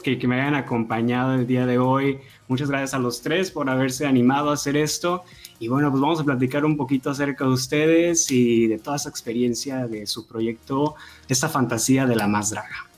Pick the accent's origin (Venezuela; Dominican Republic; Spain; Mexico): Mexico; Tamaulipas; yo soy de Tamaulipas